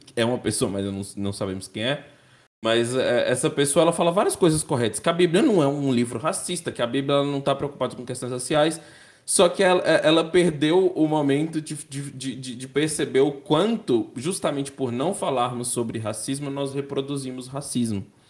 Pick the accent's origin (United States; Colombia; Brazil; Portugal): Brazil; Teófilo Otoni, Minas Gerais; Nasci em Teoflotone, Minas Gerais